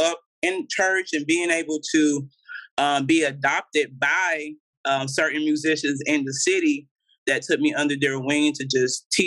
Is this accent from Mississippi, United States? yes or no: yes; Meridian, Mississippi, United States; moved away as an adult; now in Los Angeles, United States; I'm originally from Meridian, Mississippi. That's where I'm from. That's where I grew up at majority of my life.